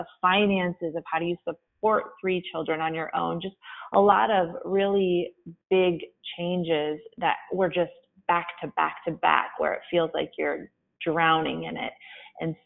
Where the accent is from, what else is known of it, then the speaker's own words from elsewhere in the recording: Flint, Michigan, United States; moved away; I was born in Flint, Michigan, in the city, but it was a dirt road